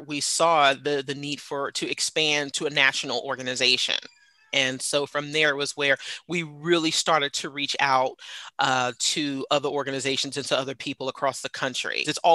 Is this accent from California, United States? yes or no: no; New York City, New York, United States; born or raised there; now in Atlanta, United States